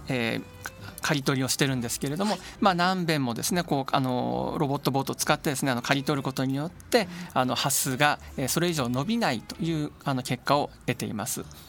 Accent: Hachioji, Tokyo, Japan; also born or lived in Higashikurume, Tokyo / Mitaka, Tokyo / Osaka / Hokkaido; 私はですね東京出身でえっ、ー、と生まれは東久留米、えー、この近くですね、えー、育ちは八王子、えー、それから三鷹

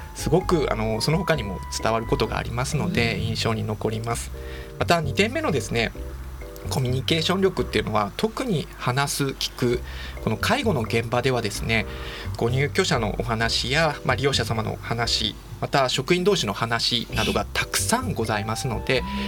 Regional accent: Kansai, Hyogo, Japan; 関西の兵庫県出身ですね

